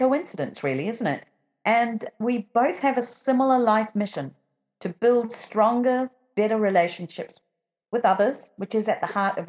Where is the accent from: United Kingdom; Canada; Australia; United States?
United Kingdom; London; I'm from London.